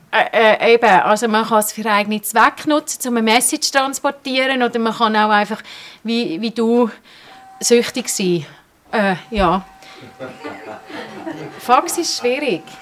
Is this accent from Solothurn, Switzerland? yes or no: no; Bern, Switzerland; born there; Ich bin gebürtige Bernerin.